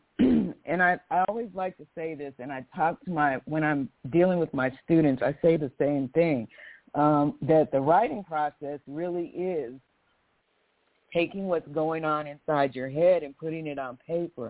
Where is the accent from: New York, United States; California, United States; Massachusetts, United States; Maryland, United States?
California, United States; Southern; also born or lived in Pine Bluff, Arkansas / Santa Barbara, California; I was raised in primarily Southern California, Central California. I live in Oakland now